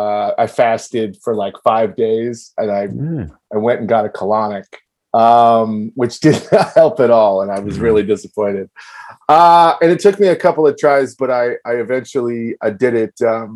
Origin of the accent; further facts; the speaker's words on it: Virginia, United States; now in New York, United States; I grew up in Virginia and I quit college when I was 20 and I moved to New York.